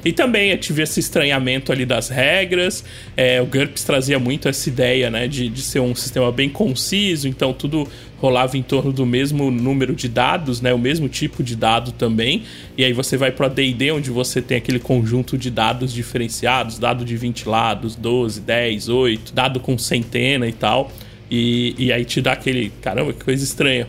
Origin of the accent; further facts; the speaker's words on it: Cubatão, São Paulo, Brazil; Eu sou de uma cidade do litoral de São Paulo, cidade chamada Cubatão